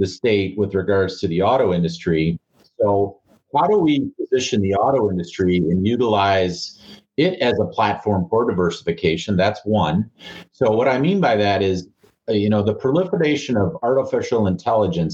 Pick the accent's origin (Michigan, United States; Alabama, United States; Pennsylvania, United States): Michigan, United States; Marquette; I grew up in Marquette